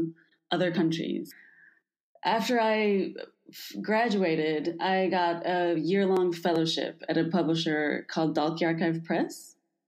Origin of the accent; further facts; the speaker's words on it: Kentucky, United States; now in Santiago, Chile; I am from the United States, from Kentucky, and I live in Santiago, Chile